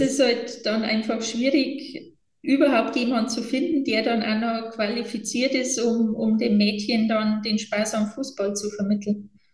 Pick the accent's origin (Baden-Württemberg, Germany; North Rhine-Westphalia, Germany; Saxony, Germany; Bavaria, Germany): Bavaria, Germany; bei uns in Bayern